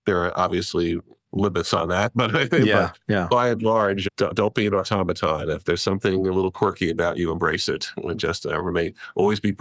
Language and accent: English; New York, United States; I'm a New Yorker